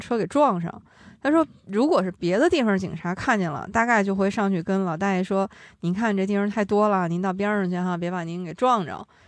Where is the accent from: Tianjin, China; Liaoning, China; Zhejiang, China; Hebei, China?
Liaoning, China; Dalian; 我的家乡大连